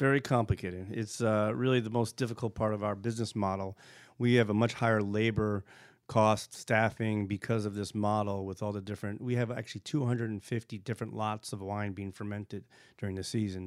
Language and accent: English; East Coast, United States; also born or lived in Burgundy, France / Virginia; I grew up in, in the East Coast